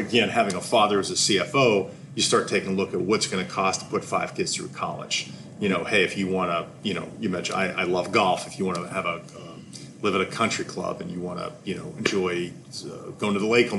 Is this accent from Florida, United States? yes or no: no; Pittsburgh, Pennsylvania, United States; I'm from Pittsburgh, Pennsylvania.